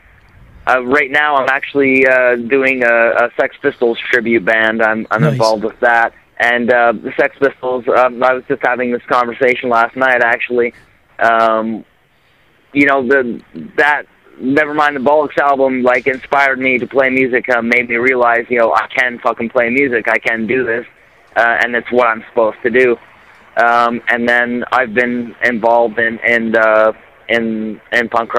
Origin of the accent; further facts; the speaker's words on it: Kingston, Ontario, Canada; we're from Kingston, Ontario